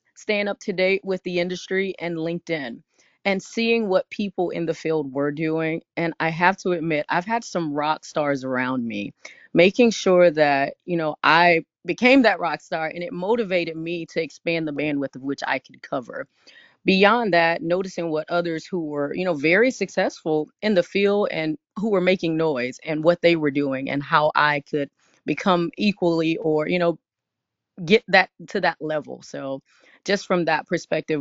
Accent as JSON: {"language": "English", "region": "North Carolina", "country": "United States", "said": "I'm from North Carolina. I studied at North Carolina A&T, Aggie Pride."}